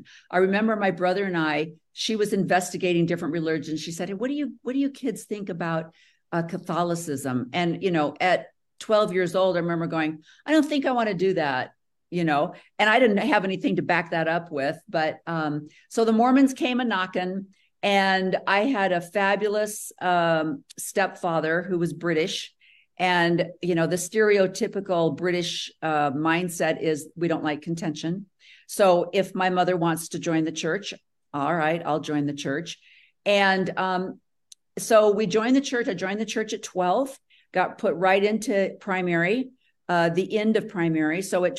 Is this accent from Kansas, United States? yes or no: no; Morris, Illinois, United States; I grew up in Morris, Illinois, which is just about 45 minutes south of Chicago.